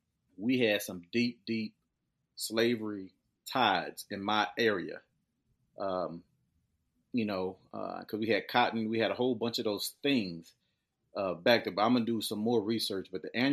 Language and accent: English; Humble, Texas, United States; I grew up in Humble, in a small, neighborhood called Bordersville, Texas. It's very, very small, known back in the day to have a sawmill, predominantly African-Americans.